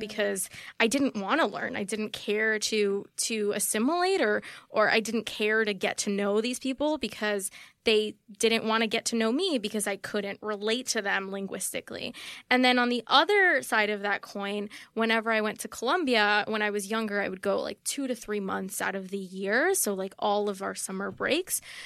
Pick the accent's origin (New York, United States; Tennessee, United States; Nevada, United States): New York, United States; New York City; first language Spanish; English is a second language; I grew up in Queens in a very white neighborhood